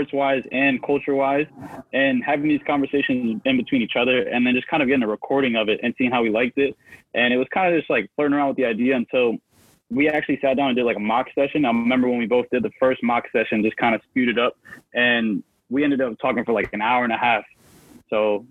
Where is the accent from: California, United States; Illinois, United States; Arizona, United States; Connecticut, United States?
Connecticut, United States; I'm from Connecticut